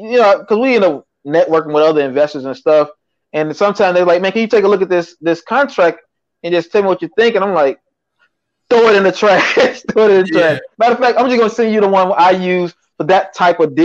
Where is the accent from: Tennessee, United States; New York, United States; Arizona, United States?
Tennessee, United States; now in Atlanta, United States; That's where I'm from Tennessee. Chattanooga